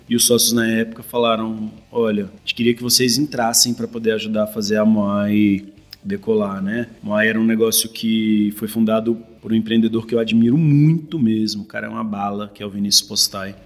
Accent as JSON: {"language": "Portuguese", "town": "Brasília", "region": "Federal District", "country": "Brazil", "tie": "born or raised there", "said": "Eu sou nascido e criado em Brasília"}